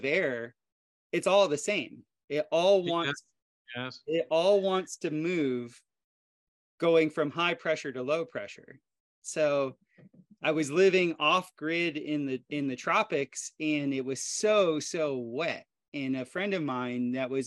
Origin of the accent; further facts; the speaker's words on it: South Florida, United States; moved away as an adult; also born or lived in Costa Rica; I grew up in South Florida where there's lots of hurricanes and my dad was a builder